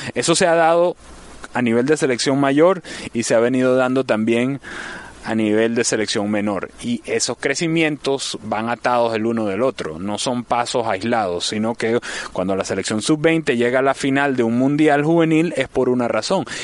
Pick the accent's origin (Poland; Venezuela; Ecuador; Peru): Venezuela